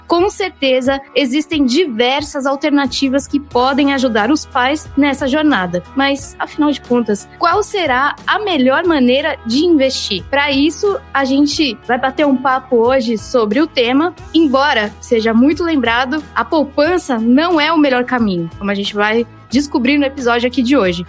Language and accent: Portuguese; São Paulo, Brazil; Também sou da ZL, assim, não nascida efetivamente, mas passei boa parte da vida na Moca